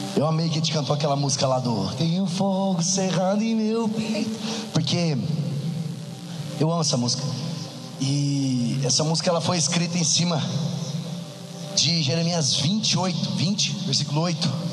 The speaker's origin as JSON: {"language": "Portuguese", "region": "interior of São Paulo", "country": "Brazil", "lives_now": "São Paulo, Brazil", "said": "sou do interior de São Paulo, moro em São Paulo atualmente"}